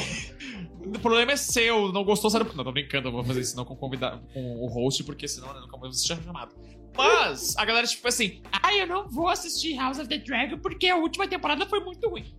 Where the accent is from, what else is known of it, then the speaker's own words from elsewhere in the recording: Porto Alegre, Rio Grande do Sul, Brazil; now in São Paulo, Brazil; Porto Alegre, que é a minha terra natal